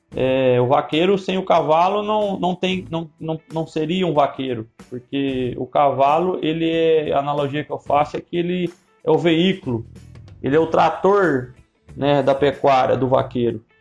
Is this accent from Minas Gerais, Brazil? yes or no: yes; Minas Gerais, Brazil; moved away as an adult; now in Mato Grosso, Brazil; Eu sou mineiro